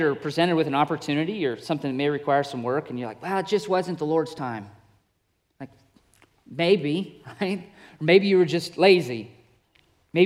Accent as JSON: {"language": "English", "region": "Wyoming", "country": "United States", "tie": "born or raised there", "moved": "yes", "said": "I grew up in Wyoming, and it's literally a place where the buffalo do roam"}